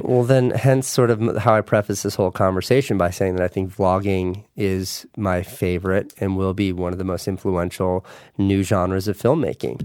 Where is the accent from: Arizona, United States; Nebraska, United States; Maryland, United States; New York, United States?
New York, United States; my hometown